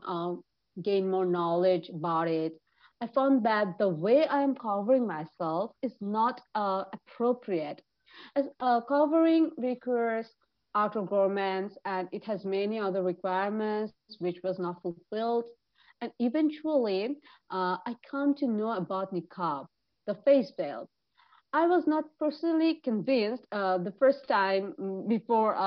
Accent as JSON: {"language": "English", "town": "Dhaka", "region": "Dhaka Division", "country": "Bangladesh", "said": "I am from Dhaka, Bangladesh"}